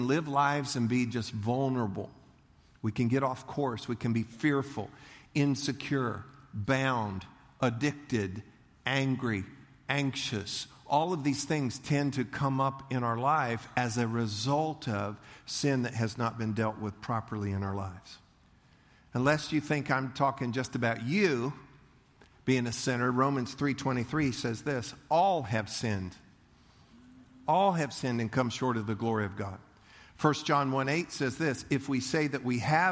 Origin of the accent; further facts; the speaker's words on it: United States; I'm American